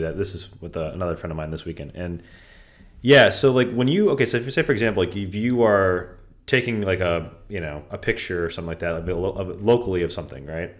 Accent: Vernon Hills, Illinois, United States; now in Palos Verdes, United States; I grew up with him in Vernon Hills forever

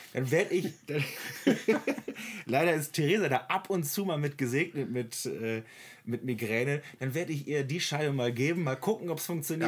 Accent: Oldenburg, Lower Saxony, Germany; ich als Oldenburger

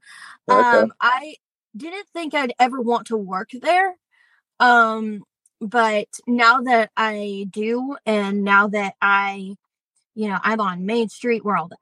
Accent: Columbia, South Carolina, United States; moved away; I'm originally from Columbia, South Carolina

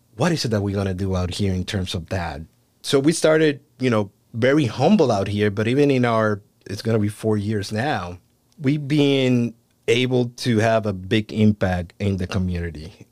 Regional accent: Puerto Rico; moved away as an adult; now in United States; I was born and raised in Puerto Rico.

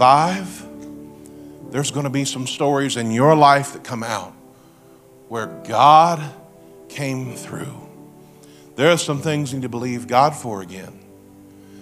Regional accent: Springfield, Missouri, United States; I'm from Springfield. I live in the Ozarks

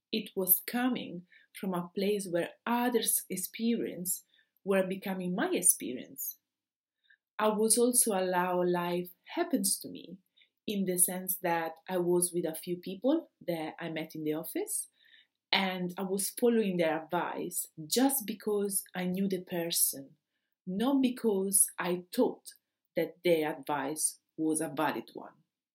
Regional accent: Rome, Lazio, Italy; now in Austria; I came from Rome, and the only Rome had 6 million citizens.

